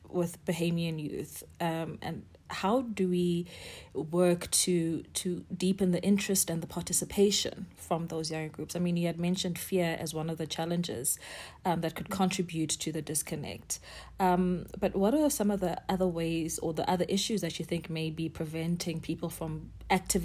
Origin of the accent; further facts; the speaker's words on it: South Africa; as a South African